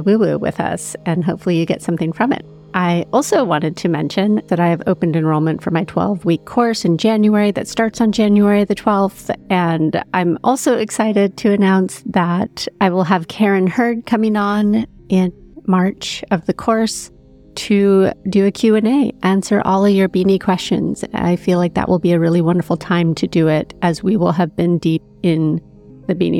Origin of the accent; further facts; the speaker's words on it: Big Sur, California, United States; growing up in Big